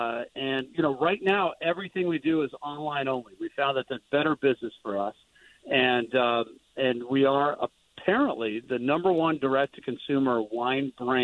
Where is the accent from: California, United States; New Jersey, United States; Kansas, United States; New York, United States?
California, United States; Central Valley of; Yeah, I grew up out in the Central Valley of California.